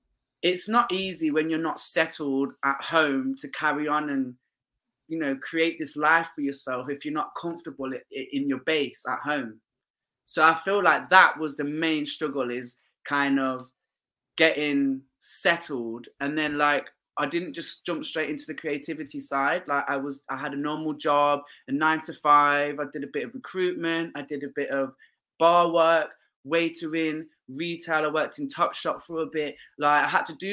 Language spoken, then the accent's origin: English; Leicester, East Midlands, United Kingdom; moved away as an adult; now in London, United Kingdom; growing up in Leicester